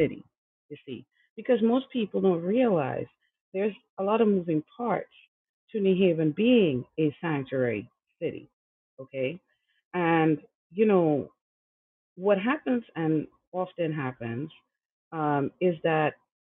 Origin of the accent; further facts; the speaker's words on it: Trinidad & Tobago; now in New Haven, United States; I am from Trinidad and Tobago. I came here undocumented